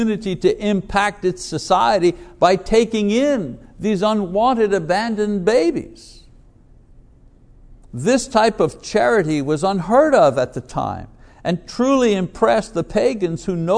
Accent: Montreal, Quebec, Canada; a boy growing up in Montreal, in Quebec

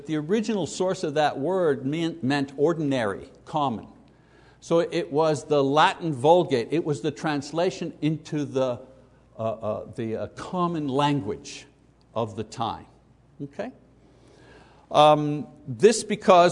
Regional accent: Quebec, Canada; as we grew up in Catholic Quebec

